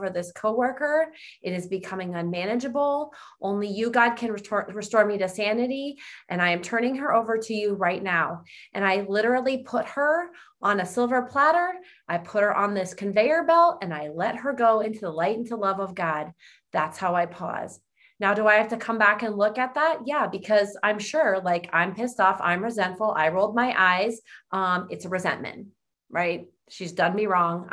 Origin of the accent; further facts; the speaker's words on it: East Coast, United States; accent: East Coast; my East Coast accent